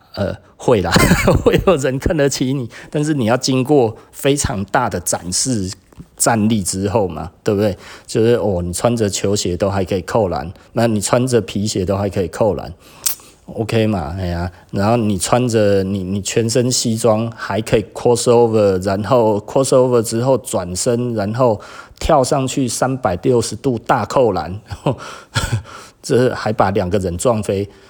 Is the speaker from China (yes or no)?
no; Taiwan; 我们台湾人